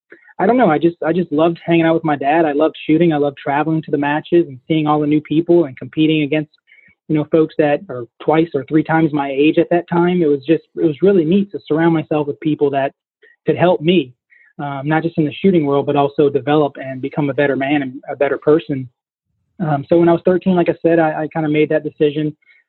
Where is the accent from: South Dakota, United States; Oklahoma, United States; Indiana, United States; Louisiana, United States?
Louisiana, United States; Southeast; I'm from Southeast Louisiana, and shooting is just a way of life down here for us.